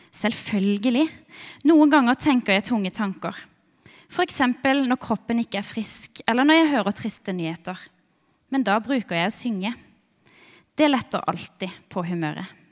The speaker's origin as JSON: {"language": "Norwegian", "town": "Birkeland", "region": "Agder", "country": "Norway", "said": "jeg kommer fra Birkeland. Ei lita, veldig sjarmerende bygd"}